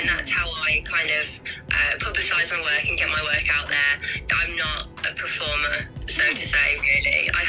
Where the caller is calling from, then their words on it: Staffordshire, West Midlands, United Kingdom; So I'm calling from Staffordshire, which is in England, UK.